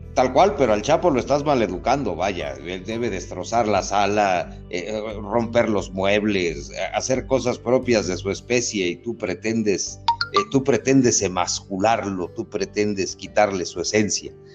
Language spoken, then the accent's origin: Spanish; Mexico; soy el único mexicano